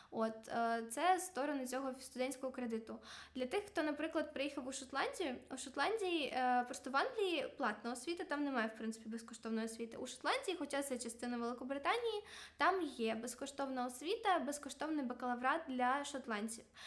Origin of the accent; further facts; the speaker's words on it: Ukraine; moved away as an adult; now in Glasgow, United Kingdom; я взагалі з України, і в мене нема таких грошей